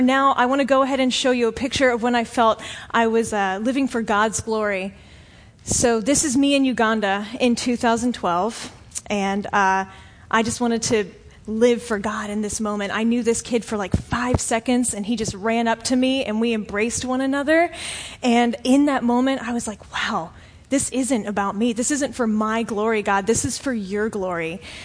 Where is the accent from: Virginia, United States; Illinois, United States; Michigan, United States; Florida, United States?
Florida, United States; I'm from Florida. I've lived here for like 20 something years of my life.